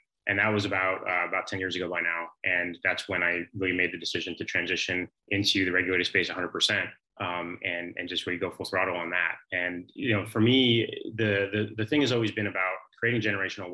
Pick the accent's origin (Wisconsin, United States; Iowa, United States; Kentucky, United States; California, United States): California, United States; San Francisco; moved away; I'm from San Francisco originally